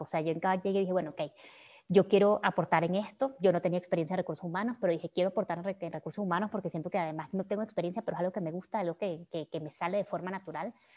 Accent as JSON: {"language": "Spanish", "country": "Venezuela", "tie": "born or raised there", "moved": "as an adult", "lives_now": "Mexico", "said": "haber tenido mi, mi, adolescencia y la mayoría de mi adultez en todo lo que ocurrió en Venezuela"}